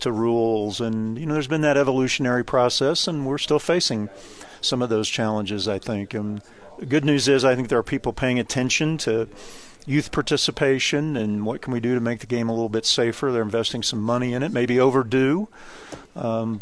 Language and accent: English; Kansas, United States; I grew up in the state of Kansas